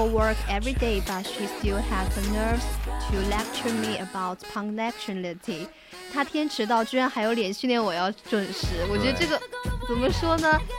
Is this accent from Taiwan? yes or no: no; China; 他们外国人表达方式没有我们中国人那么含蓄